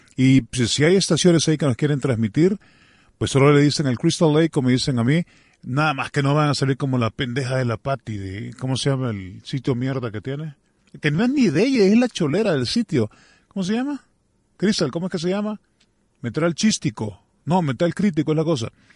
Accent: El Salvador

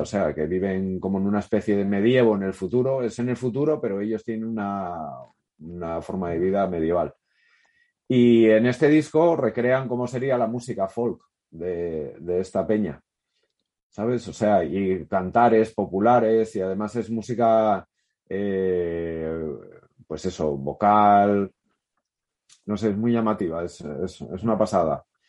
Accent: Oviedo, Asturias, Spain; moved away; also born or lived in Gijón; nací en Oviedo

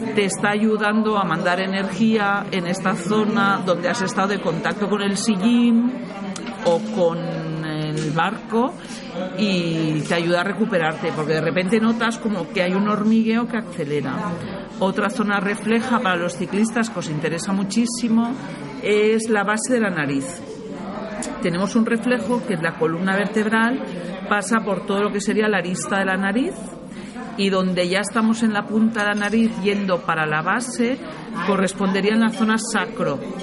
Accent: Barcelona, Catalonia, Spain; Yo vengo del Mediterráneo, soy de Barcelona

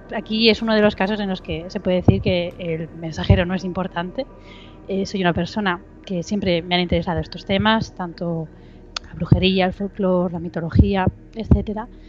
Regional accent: Barcelona, Catalonia, Spain; yo soy de Barcelona. Ah. nací en Barcelona

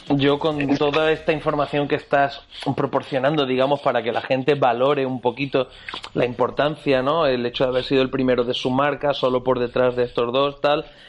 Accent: Spain; nosotros somos españoles

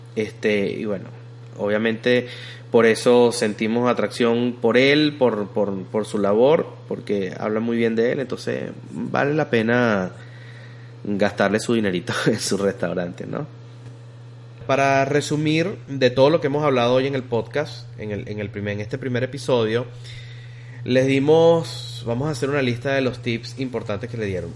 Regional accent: Venezuela; now in Texas, United States; como diríamos nosotros en Venezuela

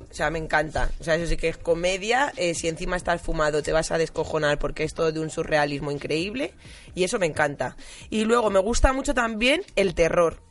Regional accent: Madrid, Community of Madrid, Spain; yo soy de Aluche y estábamos en unas fiestas de Aluche

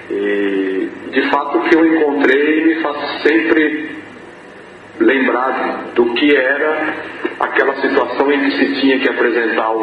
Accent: São Paulo, Brazil; accent: sotaque do sudeste do Brasil; sudeste do Brasil, mais precisamente eu venho do estado de São Paulo. Né? Eu sou nascido na cidade de São Paulo, não vivo mais na cidade de São Paulo, mas nasci e cresci ali.

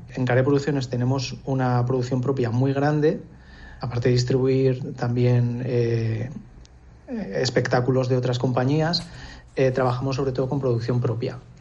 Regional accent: Nájera, La Rioja, Spain; also born or lived in Alesanco / Logroño; now in Villamediana de Iregua, Spain; me he criado entre Alesanco y Nájera

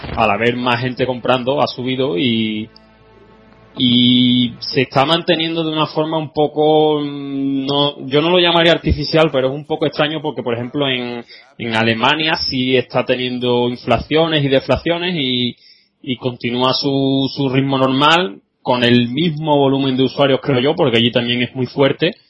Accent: Seville, Andalusia, Spain; soy un chico de Sevilla

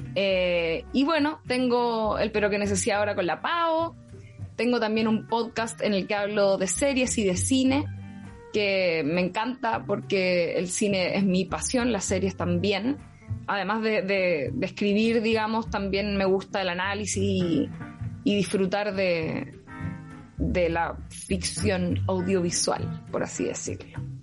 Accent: Rancagua, O'Higgins, Chile; moved away as an adult; now in Santiago, Chile; soy de Rancagua. nacida en Santiago, pero criada en Rancagua. Sexta región

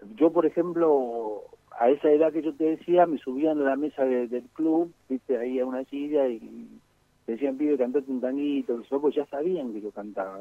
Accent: Banfield, Buenos Aires Province, Argentina; also born or lived in Lomas de Zamora; yo soy de Banfield en realidad, porque yo, creo que es, uno es de la casa donde nació, no del sanatorio

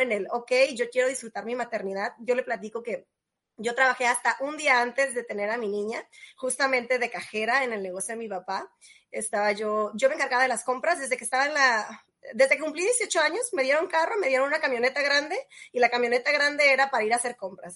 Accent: Tijuana, Baja California, Mexico; Yo soy originaria de Tijuana

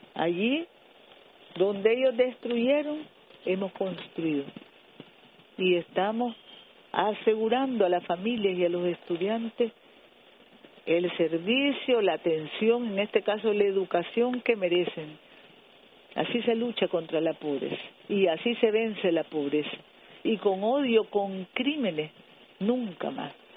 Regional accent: Nicaragua; somos los nicaragüenses heroicos

